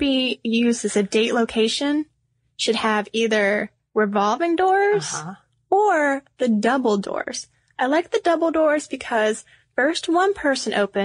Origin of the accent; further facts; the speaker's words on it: the South, United States; now in Atlanta, United States; we're from the South.